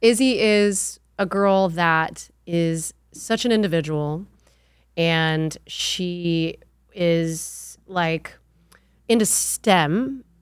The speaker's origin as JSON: {"language": "English", "area": "the North", "region": "Northern United States", "country": "United States", "tie": "born or raised there", "also_born_or_lived": "California", "moved": "yes", "lives_now": "Texas, United States", "said": "I didn't grow up in the South. I grew up in, I'm a Yankee"}